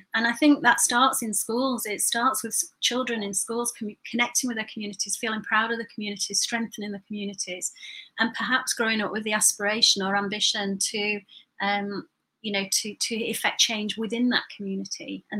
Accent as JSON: {"language": "English", "town": "Burnley", "region": "North West England", "country": "United Kingdom", "tie": "born or raised there", "said": "But you know, when I grew up in Burnley, and I felt that the message that I was getting as I was growing up was that the ultimate goal was to get out of there."}